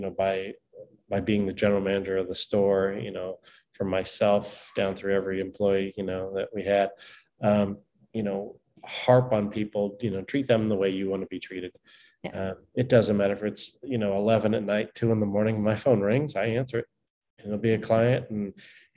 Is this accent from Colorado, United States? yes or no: no; Laguna Beach, Newport Beach, Orange County, Southern California, United States; Grew up in Southern California in Laguna Beach, Newport Beach, in Orange County out there